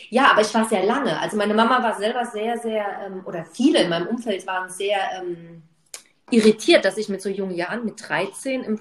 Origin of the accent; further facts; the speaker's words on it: Munich, Bavaria, Germany; München ist meine alte Heimat